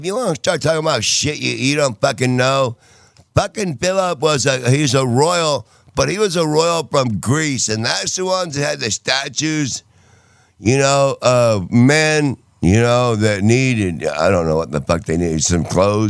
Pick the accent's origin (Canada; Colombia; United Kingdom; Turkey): United Kingdom; England; I'm from England.